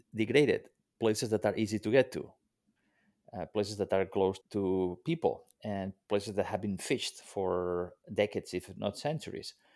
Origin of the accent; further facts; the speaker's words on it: Mediterranean coast, Spain; moved away; I grew up on the Mediterranean coast of, uh, Spain